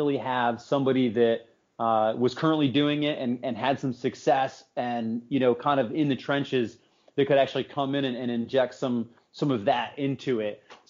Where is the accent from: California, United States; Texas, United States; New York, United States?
New York, United States; Southern Tier; I was born and raised in the Southern Tier, and that's an area that's been kind of cast off, you know, for a long time.